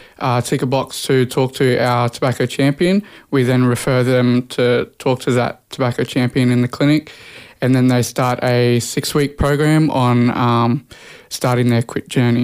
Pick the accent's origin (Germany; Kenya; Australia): Australia; Brisbane, Queensland; I'm a proud Waka Waka and Cobble Cobble man, but I was born and raised here in Brisbane.